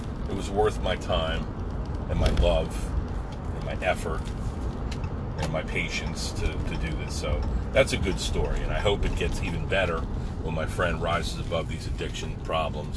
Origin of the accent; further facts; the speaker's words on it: Pine Barrens, New Jersey, United States; We grew up together in the Pine Barrens, New Jersey